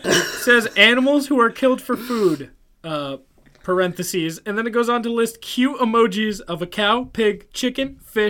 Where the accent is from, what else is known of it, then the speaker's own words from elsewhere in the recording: New England, United States; We're from New England.